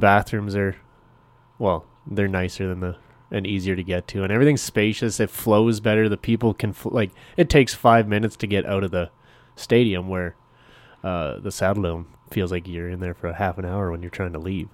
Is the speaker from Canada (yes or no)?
yes; Canada; I'm still Canadian